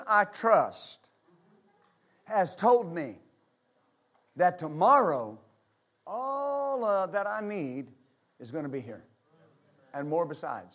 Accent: West Texas, United States; I was raised in West Texas.

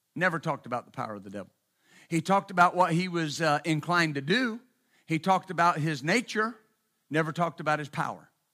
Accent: West Texas, United States; I was raised in West Texas, bless its holy name

